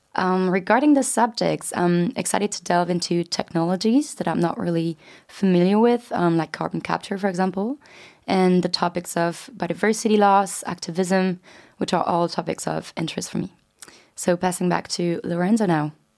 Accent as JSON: {"language": "English", "country": "France", "moved": "as an adult", "lives_now": "London, United Kingdom", "said": "I'm twenty-three years old and I'm from France"}